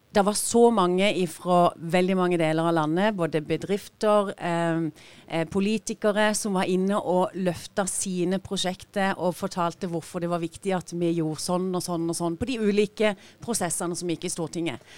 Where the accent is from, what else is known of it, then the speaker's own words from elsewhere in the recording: Sørlandet, Agder, Norway; som sørlendinger så har vi, som Gina sier, vi har mye å by på her nede.